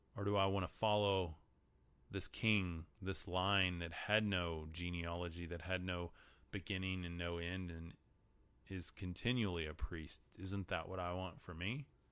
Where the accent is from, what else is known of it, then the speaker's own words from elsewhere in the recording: Texas, United States; I'm from Texas. Sorry, my accent screws up a lot of these, a lot of these words.